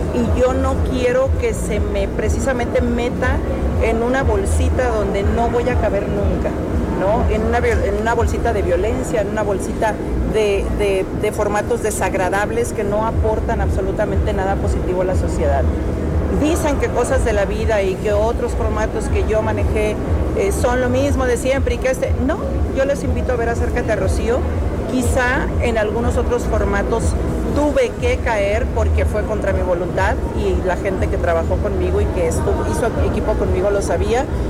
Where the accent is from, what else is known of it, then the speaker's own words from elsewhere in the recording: Mexico; soy mexicana 100%